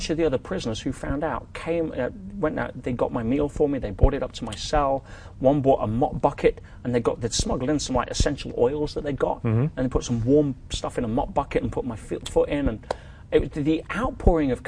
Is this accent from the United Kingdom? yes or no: yes; England, United Kingdom; also born or lived in Vancouver, Canada; now in Dubai, United Arab Emirates; living in Dubai as an English person